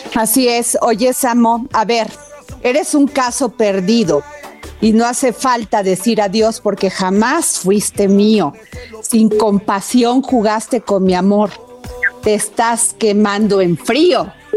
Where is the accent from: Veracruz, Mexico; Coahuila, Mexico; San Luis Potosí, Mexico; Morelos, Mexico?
Veracruz, Mexico; yo soy tu paisana, soy veracruzana.